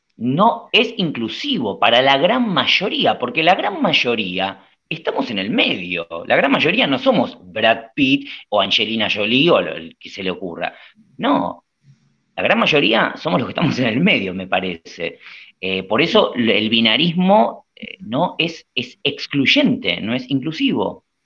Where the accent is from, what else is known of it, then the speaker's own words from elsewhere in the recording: Argentina; nosotros somos argentinos, estamos en Argentina